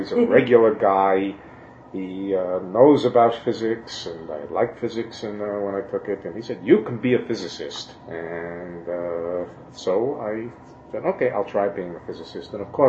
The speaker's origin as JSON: {"language": "English", "town": "New York City", "region": "New York", "country": "United States", "said": "When I find myself in the city, all of a sudden I'm a New Yorker again."}